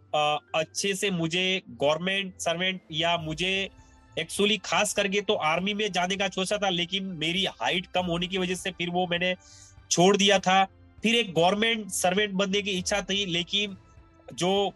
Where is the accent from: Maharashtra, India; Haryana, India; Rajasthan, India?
Rajasthan, India; Sanwara village near Ahore, Jalore district; also born or lived in Takhatgarh, Pali district, Rajasthan; now in Bengaluru, India; मेरा जन्म जो है वो जालोर डिस्ट्रिक्ट के आहोर सिटी के पास छोटे से एक गांव में सनवाड़ा गांव में हुआ तो वो मेरा ननियाल है मैं बचपन से वहीं पे पला बड़ा